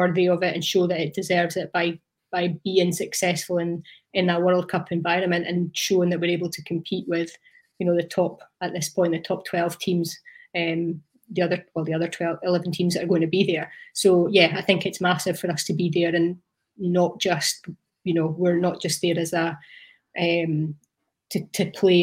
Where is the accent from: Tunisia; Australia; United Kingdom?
United Kingdom; Hawick, Scotland; also born or lived in Teviothead; I grew up in Teviot Head, so I was like halfway between Hoik and Langham in the kind of early days, and then kind of moved into Hoik about, well, primary six or seven